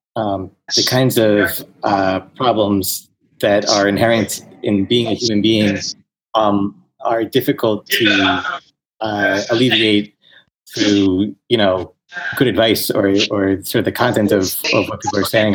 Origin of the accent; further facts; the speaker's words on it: New York, United States; moved away as an adult; I grew up in New York and uh, was living there